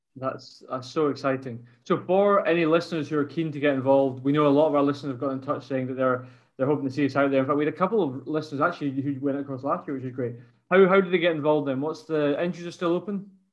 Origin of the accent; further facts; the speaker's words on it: Scotland, United Kingdom; as a Scot